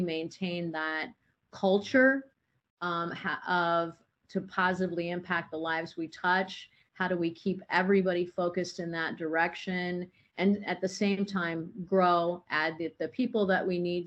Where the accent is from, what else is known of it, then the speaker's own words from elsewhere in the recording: Indiana, United States; now in Arizona, United States; I grew up on a farm in Indiana